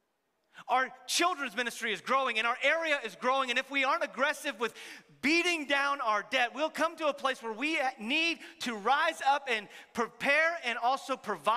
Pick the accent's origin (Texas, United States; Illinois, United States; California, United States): Texas, United States; many of us are from Texas